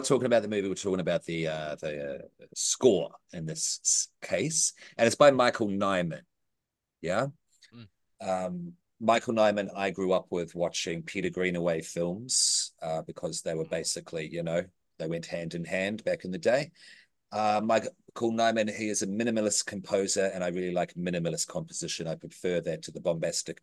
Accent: New Zealand; I'm a Kiwi.

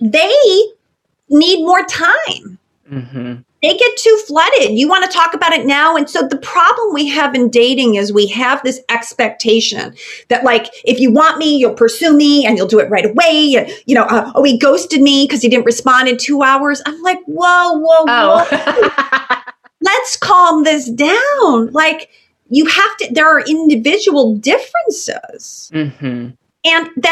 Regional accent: Chicago, Illinois, United States; moved away; I'm originally from Chicago

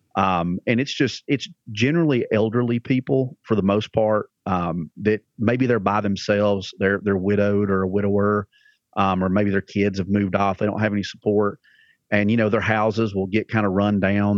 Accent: Alabama, United States; accent: redneck; now in Lebanon, Tennessee, United States; I'm from Alabama originally.

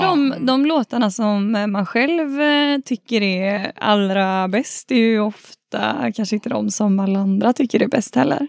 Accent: Stenungsund, Västra Götaland, Sweden; Jag är från Stenungsund

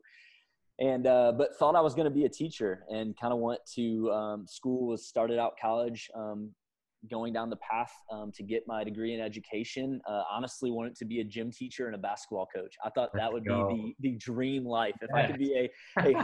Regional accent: St. Louis, Missouri, United States; moved away as an adult; now in Atlanta, United States; born and raised in St. Louis, Missouri

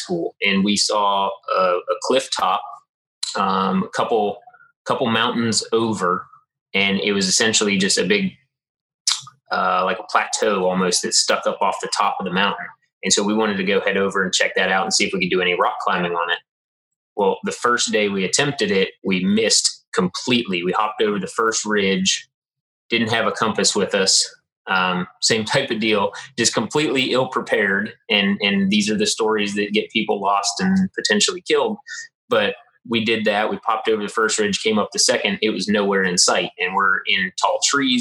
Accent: West Virginia, United States; growing up in West Virginia in the mountains and going out hunting

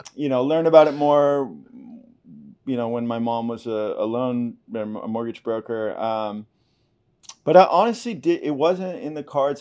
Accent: Topanga, California, United States; moved away as an adult; also born or lived in Los Angeles / San Francisco / France; now in Malibu, United States; I grew up in Topanga Canyon, which is basically like the, it's a little town, um, just south southeast of Malibu

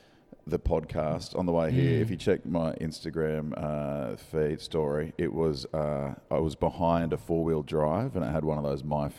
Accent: Queensland, Australia; You can tell we're from Queensland though.

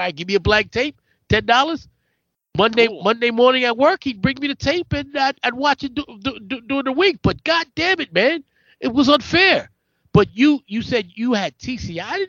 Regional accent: New York City, New York, United States; also born or lived in Bronx / Harlem; my entire life living in New York

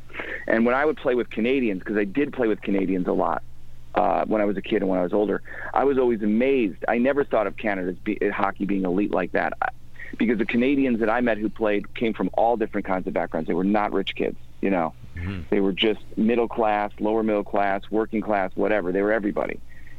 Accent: Midwest, United States; even where I grew up in the Midwest, it wasn't as elite like that.

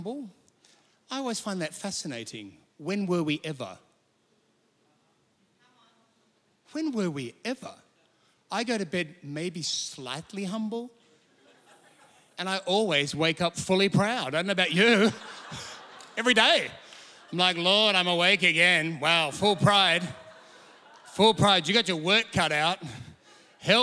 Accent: Sydney, New South Wales, Australia; moved away as an adult; now in Perth, Australia; I'm from Sydney originally, less Sydney, I was about 30. I'm in Perth

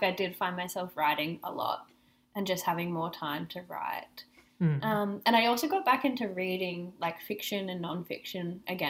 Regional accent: Byron Bay, New South Wales, Australia; moved away; I'm from Byron down in New South Wales

